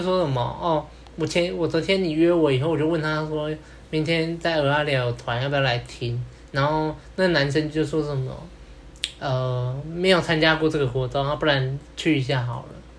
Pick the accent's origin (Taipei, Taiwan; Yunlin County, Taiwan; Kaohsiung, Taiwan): Kaohsiung, Taiwan; 我也是高雄人